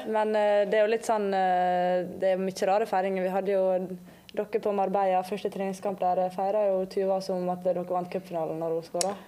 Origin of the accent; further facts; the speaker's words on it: Langevåg, Møre og Romsdal, Norway; moved away; also born or lived in England; Jeg kommer jo ikke herfra, jeg har jo dialekt. Så jeg kommer fra Langvåg, verdens fineste sted, litt utenfor Ålesund.